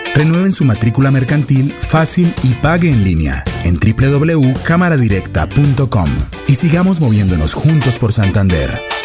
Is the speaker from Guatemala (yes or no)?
no; Venezuela; also born or lived in Bogotá, Colombia; now in Bucaramanga, Colombia; también soy venezolano, venezolano, venezolano.